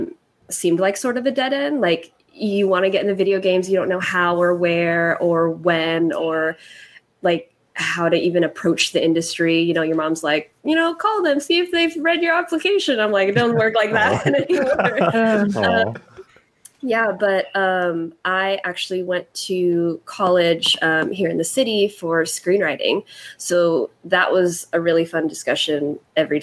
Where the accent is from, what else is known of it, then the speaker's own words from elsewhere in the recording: Fairfield, California, United States; I grew up in Fairfield, which is halfway between San Francisco and Sacramento, right in between